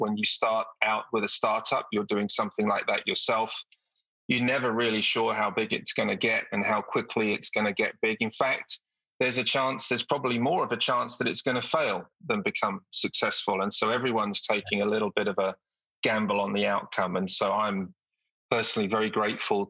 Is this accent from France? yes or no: no; United Kingdom; moved away as an adult; also born or lived in South Africa / Italy / Turkey; now in United States; My journey through my career started in the UK, as you can probably tell from my accent